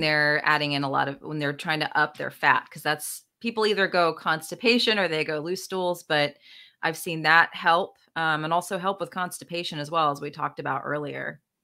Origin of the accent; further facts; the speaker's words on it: the South, United States; I'm from the South, too